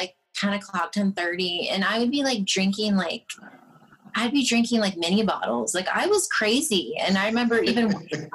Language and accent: English; California, United States; moved away; also born or lived in Michigan; they had moved to California, and I was born and raised there.